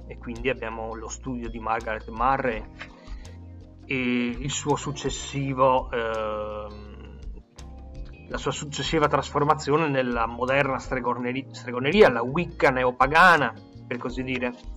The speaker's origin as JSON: {"language": "Italian", "town": "Venice", "region": "Veneto", "country": "Italy", "said": "io sono veneziano"}